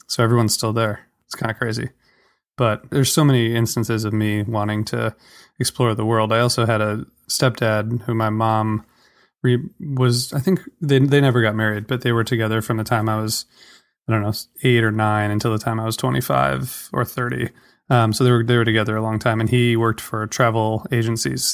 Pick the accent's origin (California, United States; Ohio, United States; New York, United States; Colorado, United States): Ohio, United States; Toledo; moved away; also born or lived in Washington, D.C.; I grew up in Ohio, um, Toledo, which is near, you know, the border with Michigan